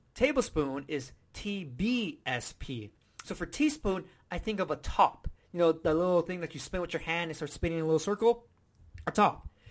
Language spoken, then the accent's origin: English; United States; I'm from America